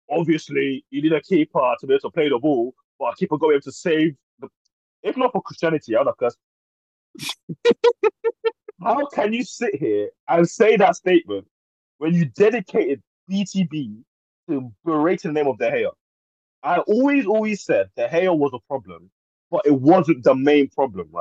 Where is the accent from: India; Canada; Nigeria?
Nigeria; I am Nigerian, so yeah, I ain't got no links to Ivory Coast